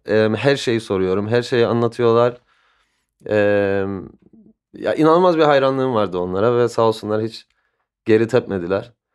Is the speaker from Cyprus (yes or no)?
yes; Cyprus; moved away as an adult; also born or lived in London, United Kingdom; Kıbrıs'ta büyüdüm.